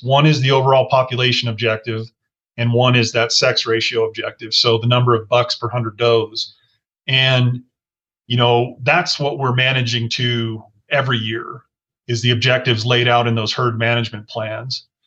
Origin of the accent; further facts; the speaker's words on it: Colorado, United States; I grew up in Colorado